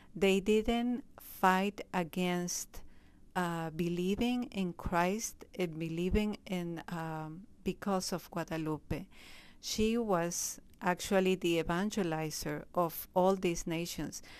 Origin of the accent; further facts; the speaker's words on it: Peru; moved away as an adult; now in Springfield, United States; I was born in Peru. I entered in the community in Peru